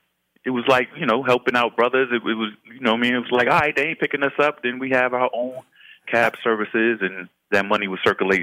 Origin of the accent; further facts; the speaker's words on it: New York City, New York, United States; I grew up in Harlem through mm-hmm. the Koch era, the Jenkins